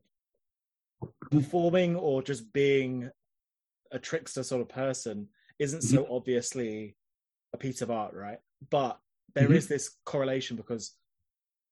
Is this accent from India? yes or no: no; United Kingdom; me looking at him as a Brit